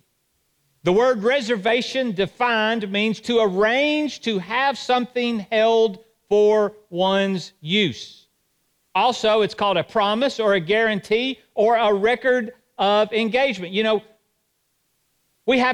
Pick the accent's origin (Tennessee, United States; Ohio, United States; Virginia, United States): Tennessee, United States; Johnson City; I was raised in Johnson City